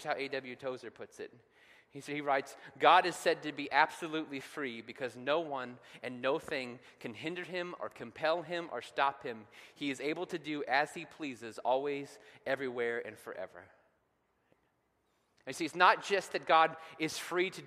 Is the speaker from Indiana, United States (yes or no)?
yes; Cloverdale, Indiana, United States; growing up in Cloverdale